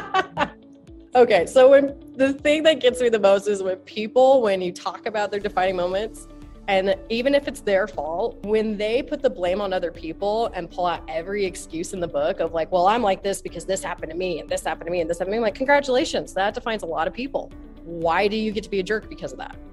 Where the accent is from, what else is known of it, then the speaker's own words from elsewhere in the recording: Utah, United States; I'm from Utah